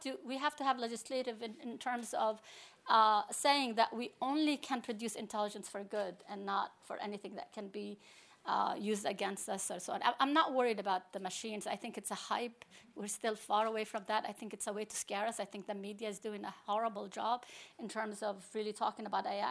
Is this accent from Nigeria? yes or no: no; Palestine; also born or lived in New York, United States; now in Abu Dhabi, United Arab Emirates; I'm Palestinian, but I'm a professor of computer science at N Y U New York